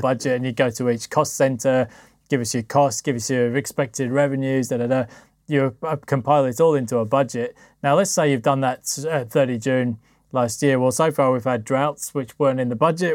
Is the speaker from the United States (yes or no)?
no; United Kingdom; for me as a Brit